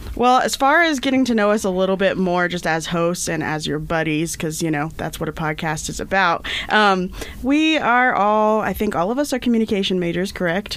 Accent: Indiana, United States; moved away as an adult; now in Idaho, United States; grow up in Indiana? Cause I did

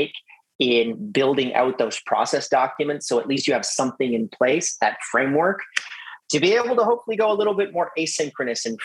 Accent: Canada; we're both Canadian

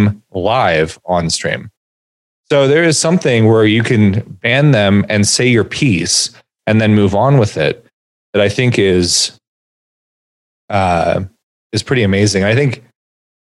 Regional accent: California, United States; growing up in California with living comfortably in the middle class

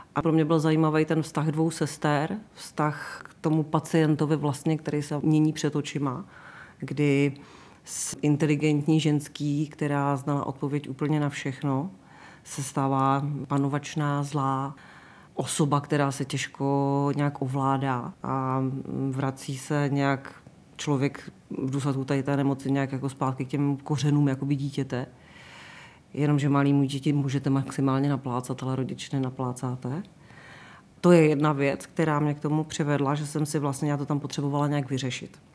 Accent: Vysočina Region, Czechia; also born or lived in Český Krumlov; now in Prague, Czechia; Já pocházím z Vysočiny, já jsem tak jako vykořeněná vlastně, ale vzhledem k tomu, že v Praze žiju více jak 30 let

